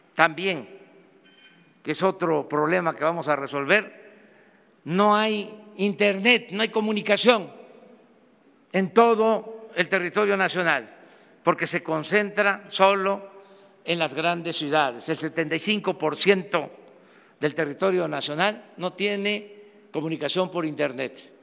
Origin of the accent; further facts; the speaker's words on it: Mexico; lo que somos los mexicanos